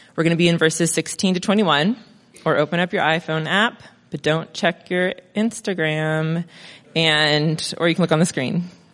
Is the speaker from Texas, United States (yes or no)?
no; Crestline, California, United States; moved away as an adult; also born or lived in Mentone, California; now in Monrovia, United States; I grew up in Crestline